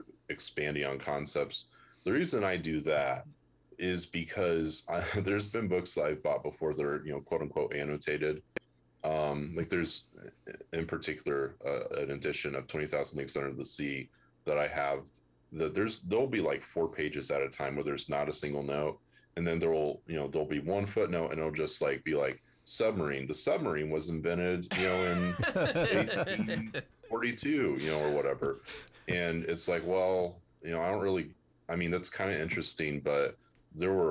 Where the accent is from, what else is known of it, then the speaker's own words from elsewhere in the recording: United States; as an American reader